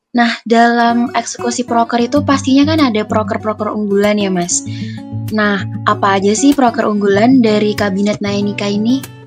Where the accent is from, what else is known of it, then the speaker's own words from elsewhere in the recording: Kebunsari, Jember, East Java, Indonesia; aku dari Kebun Sari